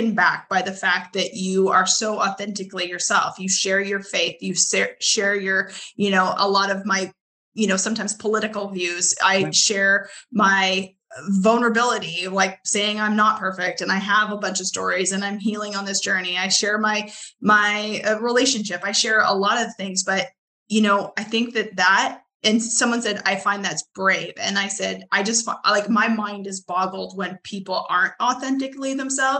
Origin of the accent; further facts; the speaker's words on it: Canada; now in Arkansas, United States; I'm originally from Canada. I live in Arkansas